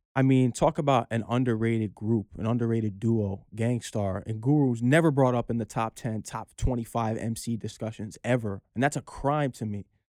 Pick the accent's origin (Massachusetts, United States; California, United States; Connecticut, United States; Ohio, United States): Connecticut, United States; Norwalk; I'm hailing from Fairfield County, Connecticut, grew up in Norwalk, Connecticut, and, you know, I, I'm blessed to be born and raised there